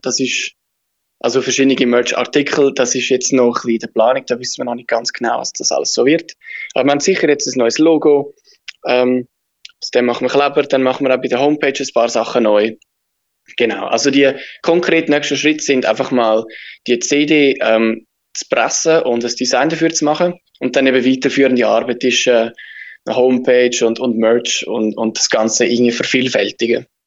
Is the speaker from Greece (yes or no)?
no; Switzerland; wir sind, wir sind Schweizer